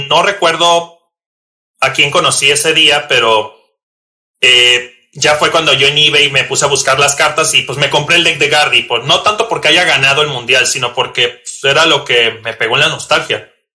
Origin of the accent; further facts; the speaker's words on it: Tijuana, Baja California, Mexico; soy originario de Tijuana, Baja California